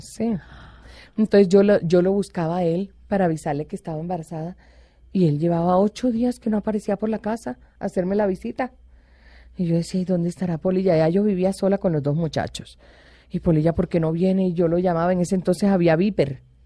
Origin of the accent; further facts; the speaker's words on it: Caribbean coast of Colombia, Colombia; moved away; also born or lived in Bogotá; soy costeña